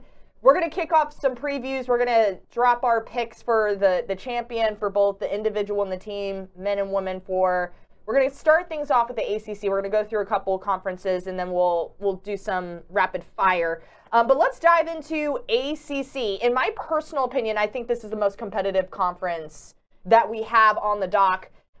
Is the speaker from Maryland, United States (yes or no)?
yes; Maryland, United States; I'm from Maryland